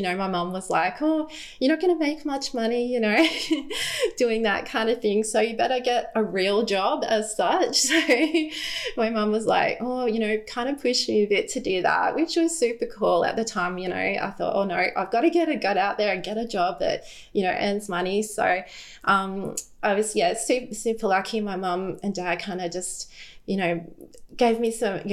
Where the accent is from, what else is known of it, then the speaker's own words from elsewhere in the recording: Brisbane, Queensland, Australia; I grew up in Brisbane. We've always lived here